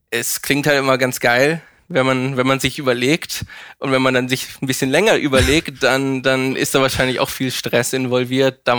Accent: Hamburg, Germany; also born or lived in Mannheim; Geboren, geboren im Süden in, äh, in Mannheim. Ach. Aber eigentlich die meiste Zeit meines Lebens in Hamburg.

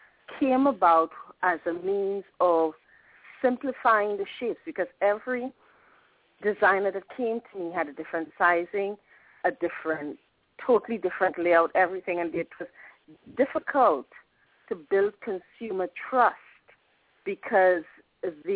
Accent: Trinidad & Tobago; moved away; I'm originally from the Caribbean, Trinidad and Tobago.

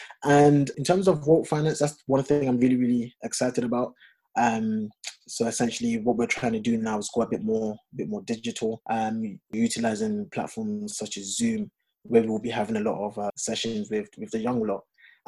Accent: Ghana; Don't ask me why I've got a French name and I'm Ghanaian.

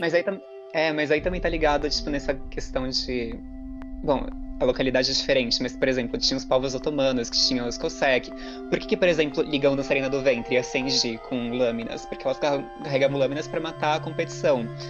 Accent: Brazil; a gente é brasileiro

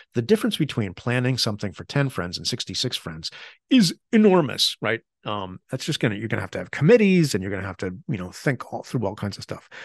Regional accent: United States

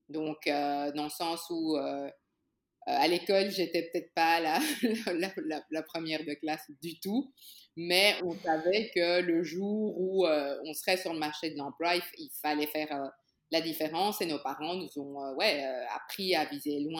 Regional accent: Brussels, Belgium; also born or lived in Kinshasa, DR Congo; Ok, ben je suis née à Kinshasa euh, il y a très très longtemps, en 1982, hein. Et mon papa a une opportunité de, d'être expatrié en Belgique pour, pour son travail

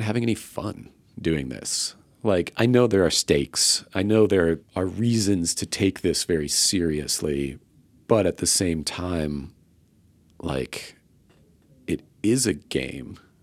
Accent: Tampa, Florida, United States; moved away as an adult; now in Austin, United States; I'm from the Tampa Bay area

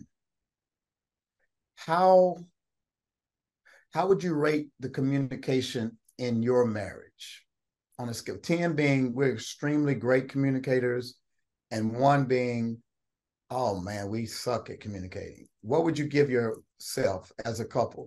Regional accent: Austin, Kentucky, United States; I'm from Route 1, Austin, Kentucky. We had pigs and chickens and cornfields

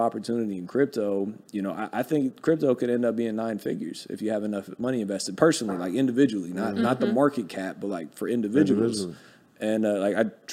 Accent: Ohio, United States; I'm from Ohio

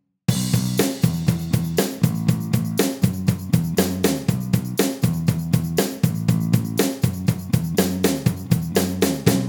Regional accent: Canada; in Canada, being Canadian

